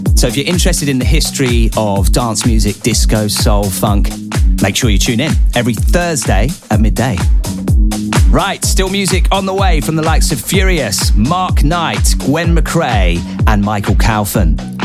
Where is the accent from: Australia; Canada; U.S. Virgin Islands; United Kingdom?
United Kingdom; Norwich, East of England; I'm in my hometown